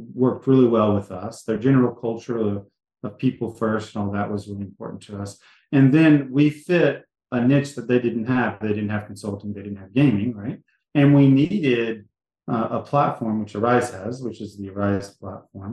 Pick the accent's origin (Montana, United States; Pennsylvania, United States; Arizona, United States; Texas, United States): Texas, United States; Jasper; moved away as an adult; I lived in the back country of Texas growing up, a little city called Jasper, Texas, 7,000 people